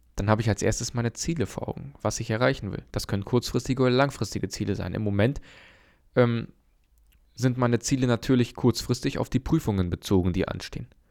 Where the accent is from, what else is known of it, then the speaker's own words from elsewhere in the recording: Germany; bei uns in Deutschland